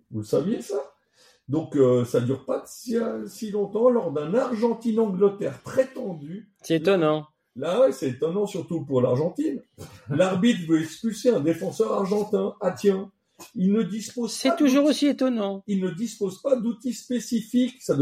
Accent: France; On est français, on vous aime quand même.

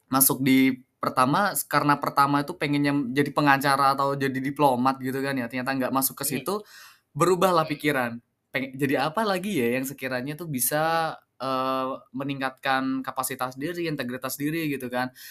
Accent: Prenduan, East Java, Indonesia; Saya kebetulan lahir di Semenep ya, Semenep 18 Juni tahun 2000. Jadi 23 tahun lalu, saya okay. Hmm. SD-nya di saya kebetulan orang Perinduan, Mas.

